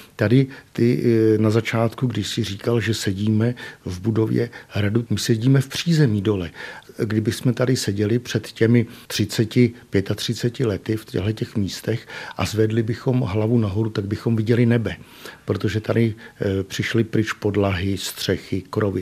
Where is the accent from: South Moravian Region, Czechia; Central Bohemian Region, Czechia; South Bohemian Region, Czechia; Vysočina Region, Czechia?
South Bohemian Region, Czechia; Chýnov; moved away as an adult; also born or lived in Brno; now in Písek, Czech Republic; já pocházím z Chínova u tábora